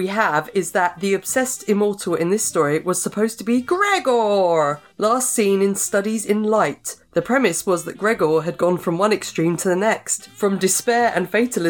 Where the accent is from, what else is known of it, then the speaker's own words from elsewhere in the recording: England, United Kingdom; I'm not quite Scottish, I'm English. I think I've got a bit of Scottish in me.